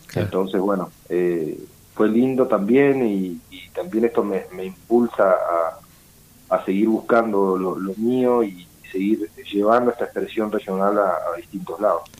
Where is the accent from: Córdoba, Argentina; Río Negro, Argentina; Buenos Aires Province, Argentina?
Río Negro, Argentina; Patagonia; soy de la Patagonia, soy de Río Negro